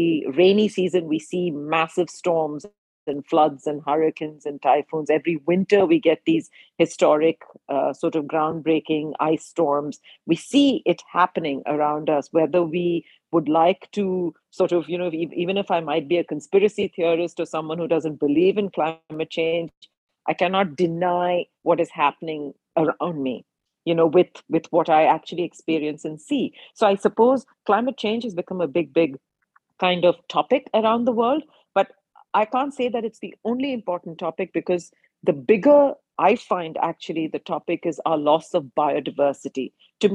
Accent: India; growing up in India at the time

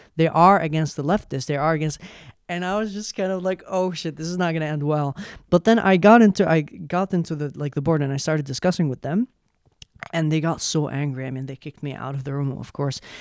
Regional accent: Yemen; English is a second language; now in Sweden; I come from Yemen

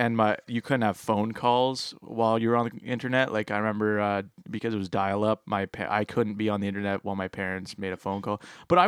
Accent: Petrolia, Ontario, Canada; Well, to be fair, I grew up in Petrolia.

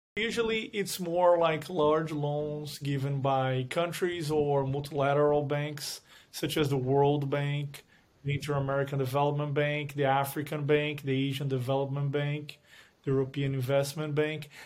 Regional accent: Brazil; moved away as an adult; now in United States; I was born in Brazil, went to law school in Brazil, then came to the U S

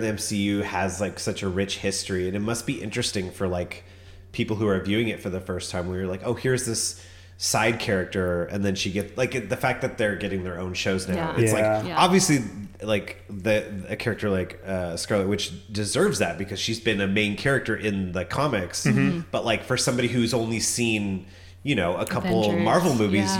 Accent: Orange County, California, United States; moved away; I'm also from Orange County

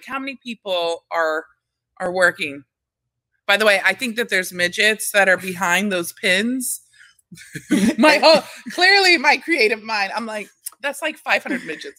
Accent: Texas, United States; now in Staten Island, United States; I'm from Texas. That's the one thing. I love Texas.

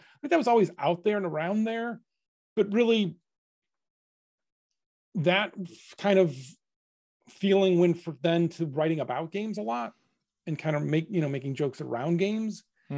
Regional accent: Cleveland, Ohio, United States; we grew up in Cleveland. There's not a lot of game development happening there.

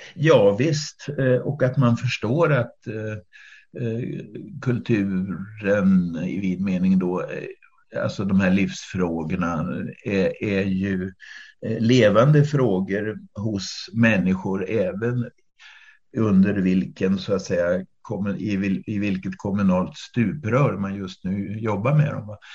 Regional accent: Flen, Södermanland, Sweden; also born or lived in Kalmar / Öland; now in Mörbylånga, Sweden; jag är uppvuxen i Flen på den sörmländska eh, obygden

